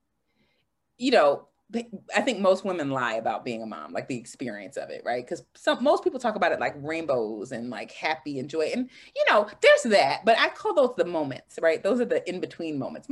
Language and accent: English; Washington, District of Columbia, United States; my hometown of Washington, D.C.